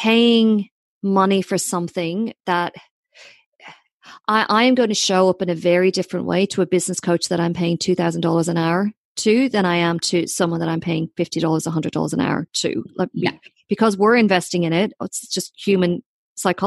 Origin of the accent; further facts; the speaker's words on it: Ireland; I'm too Irish